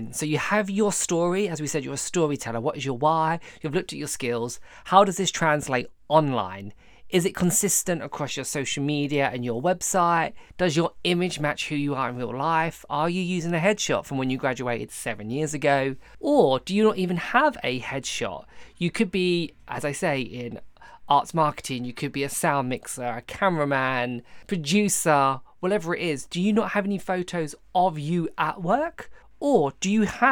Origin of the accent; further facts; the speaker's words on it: Essex, East of England, United Kingdom; I'm originally from Essex